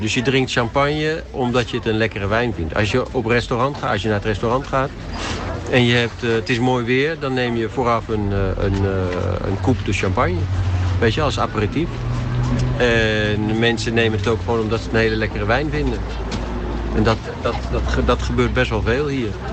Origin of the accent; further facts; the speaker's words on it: Utrecht, Netherlands; moved away as an adult; also born or lived in Hilversum; now in France; Ik ben geboren in Utrecht. En vervolgens uh, heel lang in Hilversum gewoond.